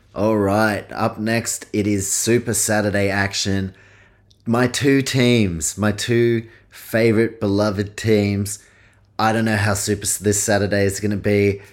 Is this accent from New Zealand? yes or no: yes; New Zealand; I was born in New Zealand, grew up going to Warriors games